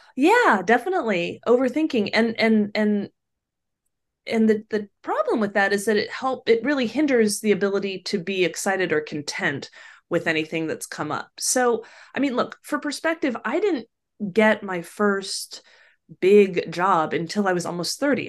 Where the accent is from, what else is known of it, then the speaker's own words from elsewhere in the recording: Sacramento, California, United States; also born or lived in New York; I grew up, was born and raised in Sacramento, which at the time was a much more modest place than it is now